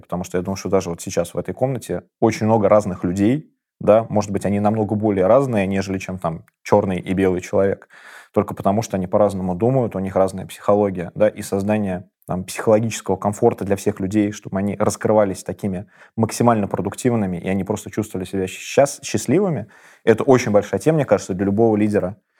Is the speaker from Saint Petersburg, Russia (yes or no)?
no; Kazan, Tatarstan, Russia; Я родился в Казани, в таком очень мультикультурном городе